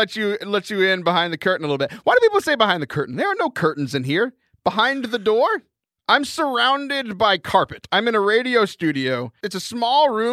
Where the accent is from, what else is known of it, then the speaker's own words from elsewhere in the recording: United States; I'm an American.